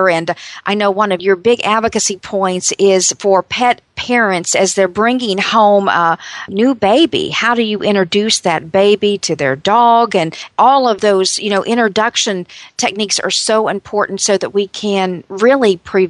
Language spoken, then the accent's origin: English; North Carolina, United States; my home state of North Carolina